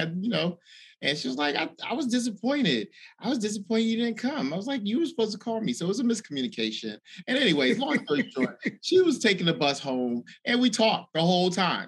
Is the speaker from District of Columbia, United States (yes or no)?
yes; Washington, District of Columbia, United States; from Washington D.C.